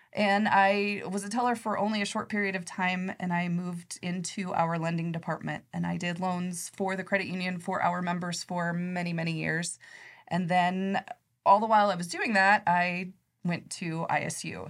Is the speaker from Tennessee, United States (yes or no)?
no; Nebraska, United States; I grew up in Nebraska in a little teeny small town.